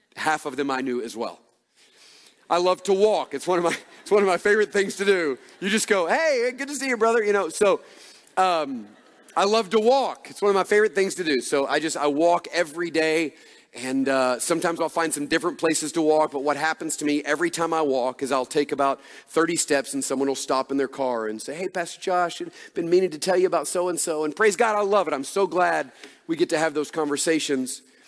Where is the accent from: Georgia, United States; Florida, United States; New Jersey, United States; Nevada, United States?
Georgia, United States; Atlanta; moved away as an adult; also born or lived in Dallas, Texas; now in Oconee County, Georgia, United States; we grew up in Atlanta and were in large churches.